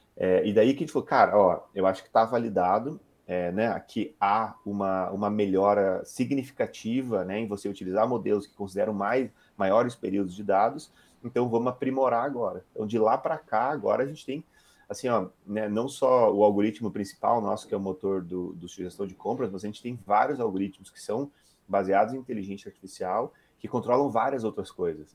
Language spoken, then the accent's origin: Portuguese; Curitiba, Paraná, Brazil; also born or lived in Rio Grande do Sul / Santa Catarina / United States / Germany; eu sou um gaúcho de Curitiba, né? Nasci no Rio Grande do Sul, mas morei minha vida inteira em Curitiba